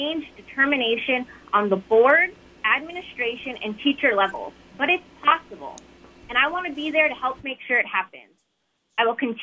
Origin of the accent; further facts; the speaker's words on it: King Cove, Alaska, United States; I'm from King Cove